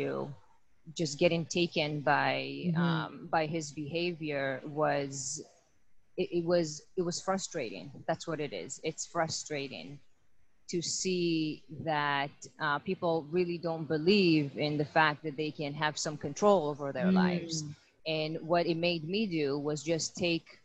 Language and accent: English; Israel; I'm born and raised in Israel